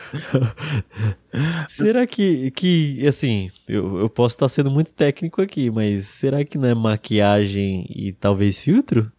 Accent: Itaporanga, Brazil; moved away; lá em Itaporanga, na né, cidade onde eu nasci

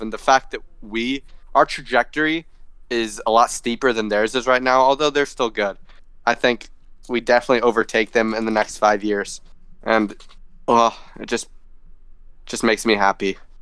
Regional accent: United States; I'm American

